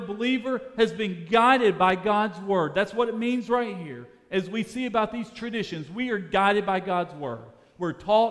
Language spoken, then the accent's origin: English; Birmingham, Alabama, United States; I grew up in Birmingham, Alabama